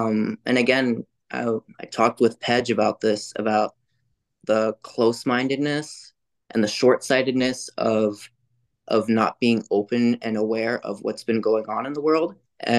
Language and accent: English; Maryland, United States; I grew up in Maryland. I didn't have a lot of friends